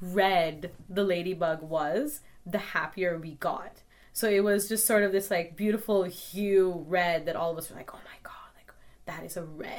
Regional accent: Calgary, Alberta, Canada; what it was like growing up in Calgary

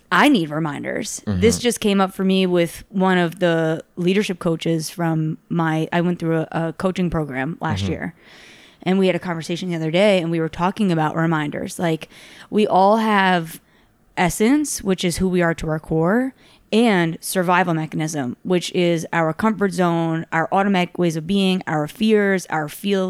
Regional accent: New York City, New York, United States; now in Los Angeles, United States; I come from New York, New York City, and that's like one of the largest cities in the world.

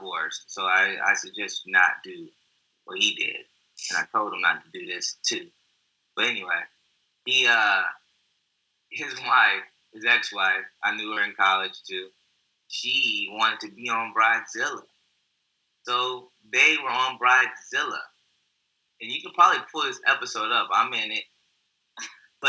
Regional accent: Texas, United States; I grew up in Texas

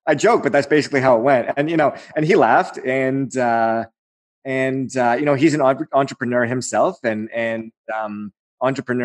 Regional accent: Aurora, Ontario, Canada; That's my hometown

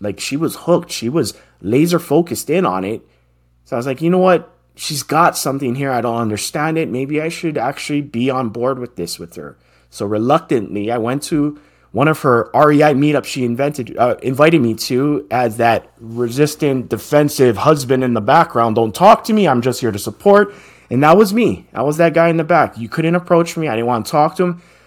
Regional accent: Hawaii, United States; I'm born and raised in Hawaii, and that's where I grew up.

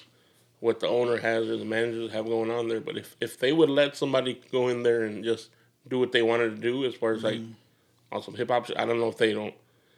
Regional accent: Rockford, Illinois, United States; also born or lived in Belvidere, Illinois; the rest of my life, I lived over here in Rockford.

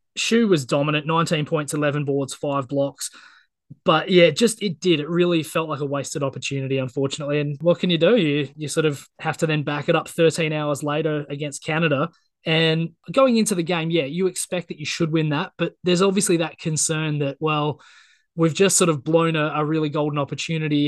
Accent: Australia; As an Aussie

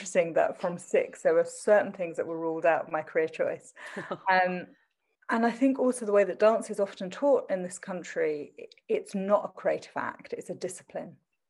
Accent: Southend-on-Sea, East of England, United Kingdom; accent: Essex; So I'm from Essex. I'm from Southend in Essex. But somebody told me that unless I dropped my Essex accent, nothing would come of me.

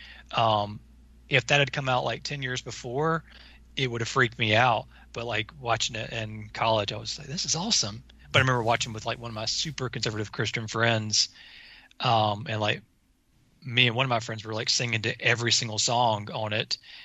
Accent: Alabama, United States; growing up in the South

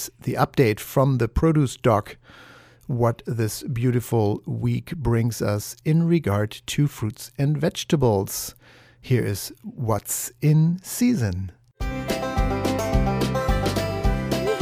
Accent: Germany; moved away; the root cellars anymore that I grew up with in Germany

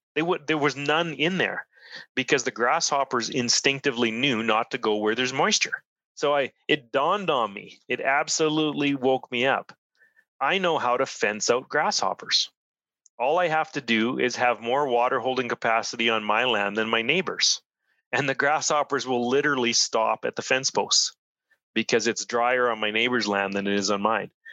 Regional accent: Saskatchewan, Canada; now in Edmonton, Canada; I'm originally from Saskatchewan

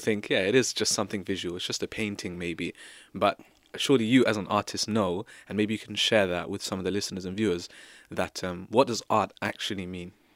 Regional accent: England, United Kingdom; we here as people i, in Britain, as English people

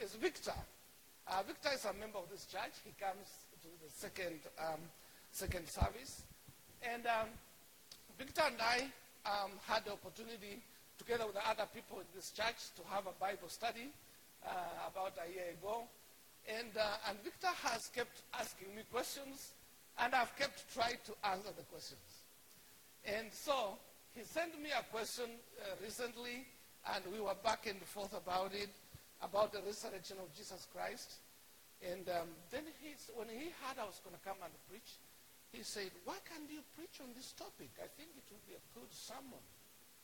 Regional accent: Kenya; accent: Kenyan; moved away as an adult; now in United States; I am Kenyan, and so my accent is going to be Kenyan.

